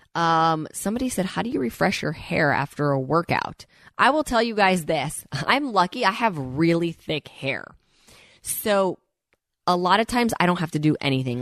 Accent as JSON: {"language": "English", "region": "Midwest", "country": "United States", "tie": "born or raised there", "moved": "as an adult", "lives_now": "Los Angeles, United States", "said": "I purposely moved to Los Angeles for a reason when I was twenty years old. I grew up in the Midwest"}